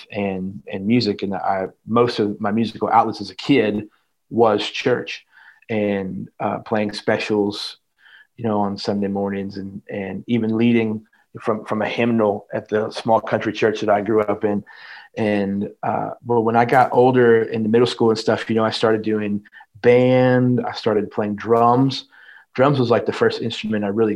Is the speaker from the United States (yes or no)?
yes; Indiana, United States; I was born and raised in Indiana